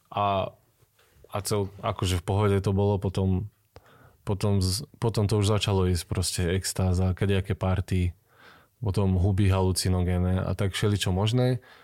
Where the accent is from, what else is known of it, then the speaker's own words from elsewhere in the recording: Banská Bystrica, Banská Bystrica Region, Slovakia; moved away as an adult; now in Hriňová, Slovakia; ja som ináč Bystričan